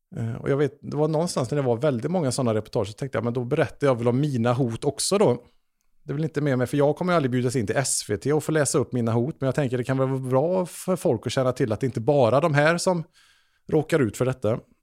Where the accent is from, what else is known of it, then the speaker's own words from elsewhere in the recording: Trollhättan, Västra Götaland, Sweden; jag växte upp i Trollhättan